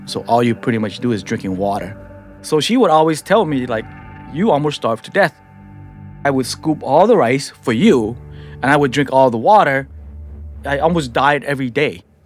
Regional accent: San Francisco, California, United States; also born or lived in Cambodia; I'm a guy from the Tenderloin

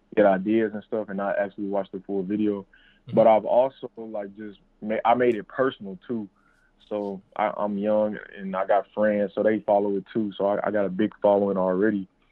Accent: St. Louis, Missouri, United States; I'm from St. Louis, Missouri

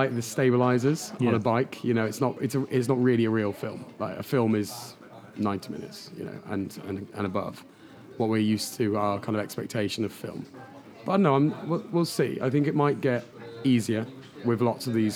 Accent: Devon, South West England, United Kingdom; moved away; I'm from Devon

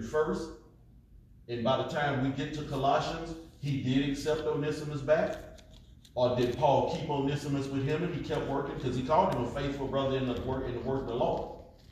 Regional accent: United States; we was raised in America

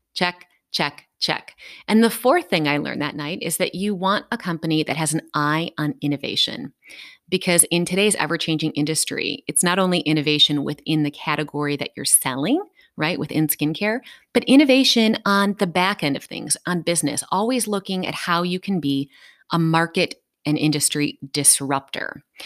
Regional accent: Dayton, Ohio, United States; I am from Dayton, Ohio.

